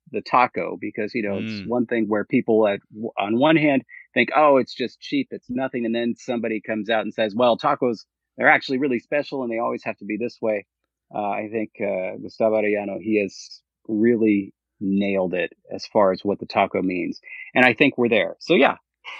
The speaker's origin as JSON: {"language": "English", "town": "Long Beach", "region": "California", "country": "United States", "tie": "born or raised there", "also_born_or_lived": "Berkeley / Fresno / Mexico (mother's family)", "said": "I'm originally, actually, I was born in Long Beach. But originally from Southern California. I lived all my life in Southern California, outside from 4 years at Berkeley and 1 year in Fresno. And of course, my my family, at least my mother's family, is from Mexico."}